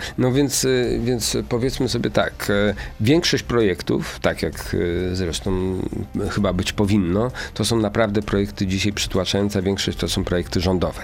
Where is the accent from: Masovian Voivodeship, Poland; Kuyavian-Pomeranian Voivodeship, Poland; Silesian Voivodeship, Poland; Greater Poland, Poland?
Kuyavian-Pomeranian Voivodeship, Poland; w Bydgoszczy, i i w województwie kujawsko-pomorskim, skąd, skąd jestem